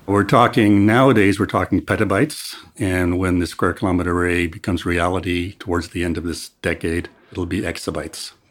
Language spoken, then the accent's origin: English; Canada; moved away as an adult; now in South Africa; I'm originally from Canada, but I came to South Africa in twenty fourteen